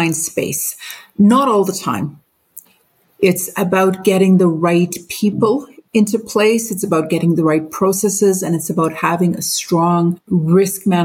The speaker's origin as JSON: {"language": "English", "town": "Brandon", "region": "Manitoba", "country": "Canada", "tie": "born or raised there", "also_born_or_lived": "Mumbai, India / Pakistan / Winnipeg, Canada / Alberta, Canada", "said": "started growing up in India and Pakistan, continued growing up in Brandon"}